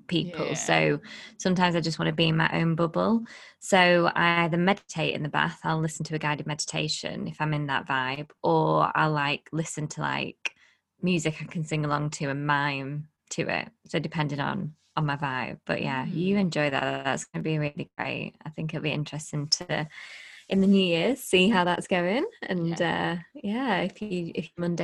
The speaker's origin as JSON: {"language": "English", "town": "Blackpool", "region": "North West England", "country": "United Kingdom", "said": "I'm from Blackpool"}